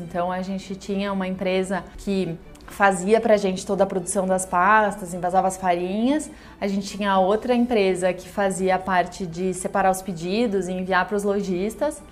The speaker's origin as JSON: {"language": "Portuguese", "region": "interior of Rio Grande do Sul", "country": "Brazil", "also_born_or_lived": "Porto Alegre", "moved": "as an adult", "lives_now": "São Paulo, Brazil", "said": "Eu sou do interior do Rio Grande do Sul, morei boa parte da minha vida em Porto Alegre e eu moro aqui em São Paulo fazem 7 anos"}